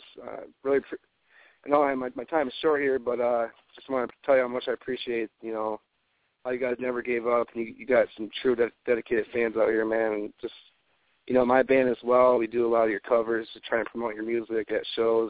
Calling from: Pontiac, Michigan, United States; Calling from the Pontiac area.

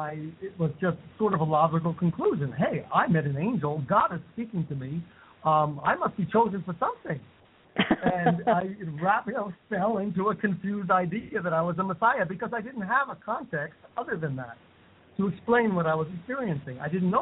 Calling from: India; Yes, I'm in India. I'm calling from India.

